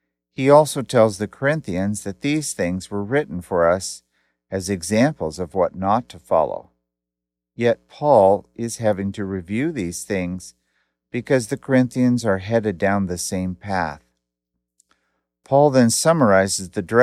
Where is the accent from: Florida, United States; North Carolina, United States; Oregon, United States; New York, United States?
Oregon, United States; Portland; I grew up in Portland, Oregon